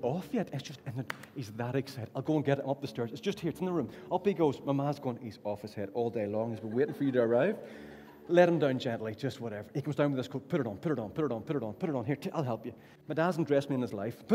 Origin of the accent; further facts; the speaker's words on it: Ballynahinch, Northern Ireland, United Kingdom; now in Derry, United Kingdom; So I'm from Ballinahinch.